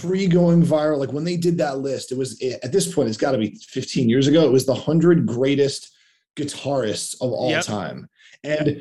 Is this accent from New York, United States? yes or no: yes; New York City, New York, United States; I grew up in Queens